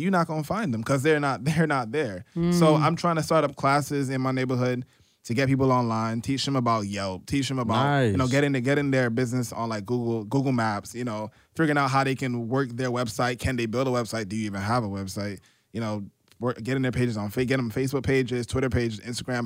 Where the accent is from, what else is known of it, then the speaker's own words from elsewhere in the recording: New York City, New York, United States; I grew up in Canarsie, Brooklyn, for those out of New York City.